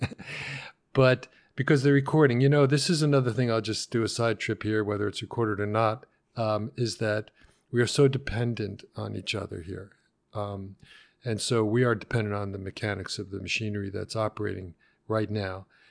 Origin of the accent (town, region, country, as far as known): Long Island, New York, United States; born or raised there; also born or lived in Brooklyn